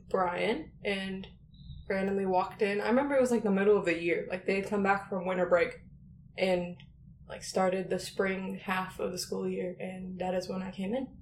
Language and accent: English; Dallas, Texas, United States; also born or lived in El Paso, Texas; I'm from Texas